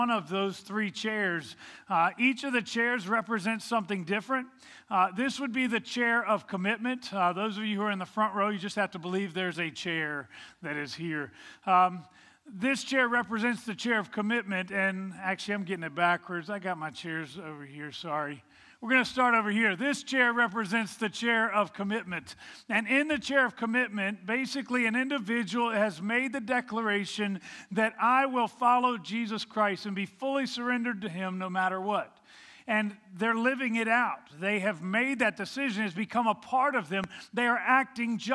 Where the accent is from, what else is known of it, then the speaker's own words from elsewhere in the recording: Virginia, United States; moved away; I grew up in Virginia